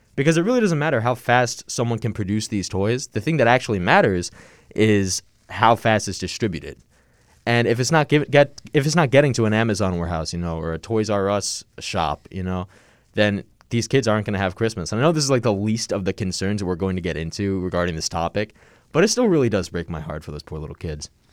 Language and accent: English; Long Island, New York, United States; I'm from Long Island